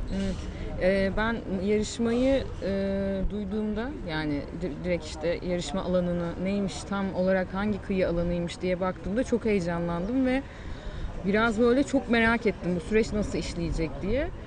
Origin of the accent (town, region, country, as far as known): Mersin, Turkey; born or raised there